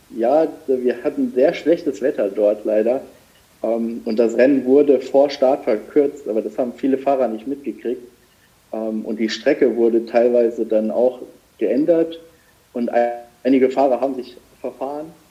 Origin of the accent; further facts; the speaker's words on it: Saarland, Germany; ich bin ja gebürtiger Saarländer und wohne auch noch im Saarland